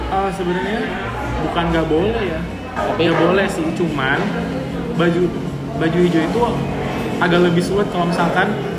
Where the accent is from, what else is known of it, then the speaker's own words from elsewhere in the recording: Kendal, Central Java, Indonesia; moved away as an adult; now in Yogyakarta, Indonesia; aku tuh orang Kendal